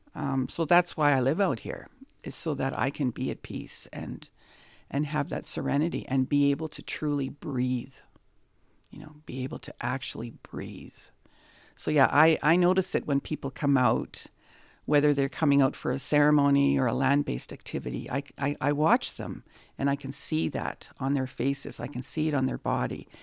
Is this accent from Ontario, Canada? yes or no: yes; Nipigon, Ontario, Canada; I'm from the Red Rock Indian Band, and I'm happy to call this sacred land Nippin